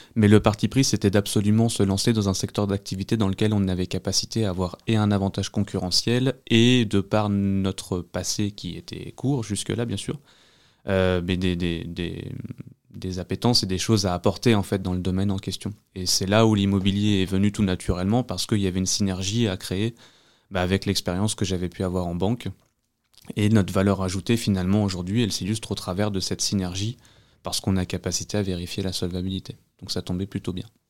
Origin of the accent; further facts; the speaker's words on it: Vosges, Grand Est, France; also born or lived in Normandy; now in Agen, France; je suis pas originaire de la région, je suis des Vosges